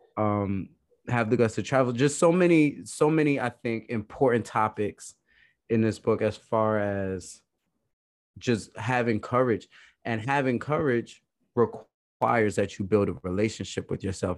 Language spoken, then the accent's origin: English; New York City, New York, United States; moved away; also born or lived in New Jersey / Idaho; I'm actually from Brooklyn originally.